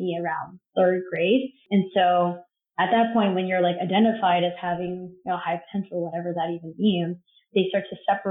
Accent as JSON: {"language": "English", "town": "Covina", "region": "California", "country": "United States", "tie": "born or raised there", "also_born_or_lived": "Los Angeles, California", "moved": "as an adult", "lives_now": "Brooklyn, New York, United States", "said": "I grew up in Covina, which was pretty sleepy town growing up."}